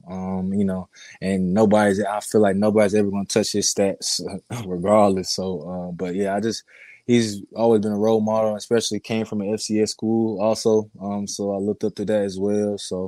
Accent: Portsmouth, Virginia, United States; born there; I was born in Portsmouth, Virginia, which is on the naval base. So I was born there and then left.

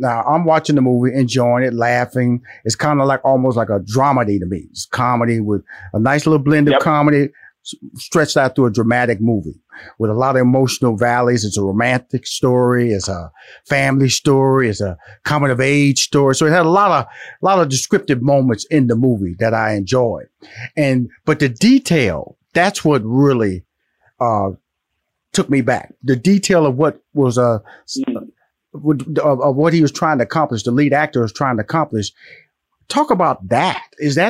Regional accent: Houston, Texas, United States; When you talk about Memphis, I'm from Houston, Texas. I'm a Texas boy.

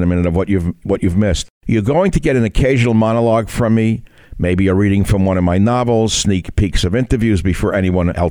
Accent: New York, United States; as a child growing up in New York

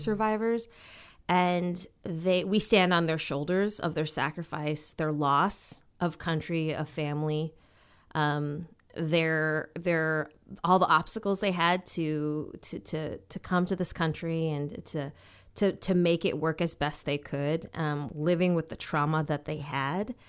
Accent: Minnesota, United States; also born or lived in Washington, D.C.; growing up for me was like, it was, um, in Minnesota. Um, I was born in Washington, D C. Then we moved to Minnesota.

